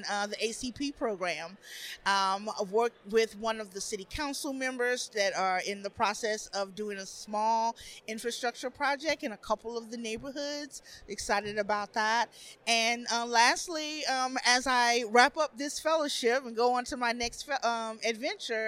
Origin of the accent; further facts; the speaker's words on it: Atlanta, Georgia, United States; moved away as an adult; now in Birmingham, United States; I'm from Metro Atlanta